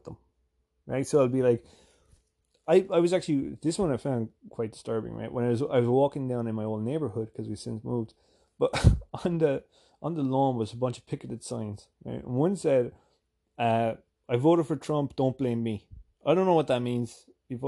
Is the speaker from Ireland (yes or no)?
yes; Ireland; moved away as an adult; now in New Jersey, United States; I'm from Ireland